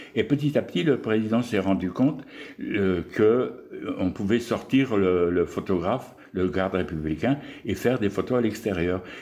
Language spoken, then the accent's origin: French; Pas-de-Calais, Hauts-de-France, France; moved away as an adult; also born or lived in Argelès-Gazost; je suis originaire donc, du Pas-de-Calais, hein, tout en haut, là, des Hauts-de-France, où mon père était